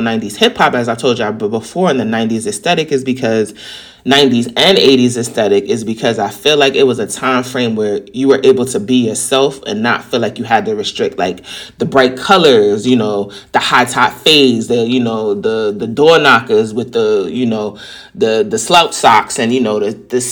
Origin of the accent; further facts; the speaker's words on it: New York City, New York, United States; accent: New York; New York people have a very distinct and assertive tone because we're very confident in who we are